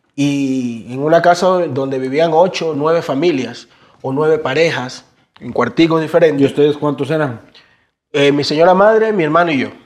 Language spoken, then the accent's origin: Spanish; Guayaquil, Guayas, Ecuador; nosotros somos de la Tulcán y la B, por la entrada de la Boca del Diablo, Cristo el Consuelo, un barrio muy aliñado